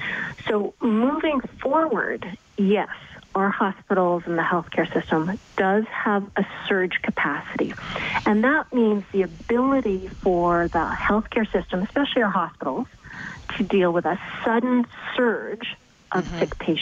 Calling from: Winnipeg, Manitoba, Canada; so I'm calling you from Winnipeg.

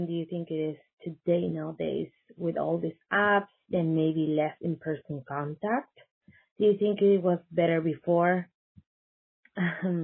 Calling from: Chile; calling from Chile

